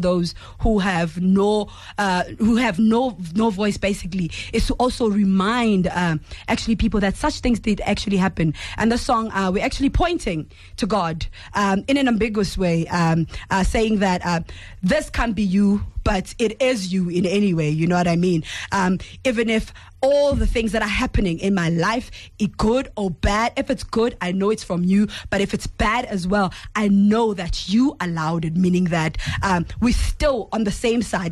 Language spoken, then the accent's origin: English; Durban, KwaZulu-Natal, South Africa; I'm from Durban.